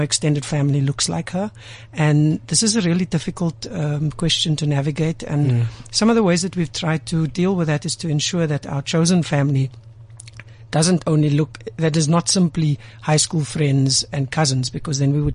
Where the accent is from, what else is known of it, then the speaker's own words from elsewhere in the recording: Cape Town, Western Cape, South Africa; I don't identify as colored, but I grew up culturally on the Cape Flats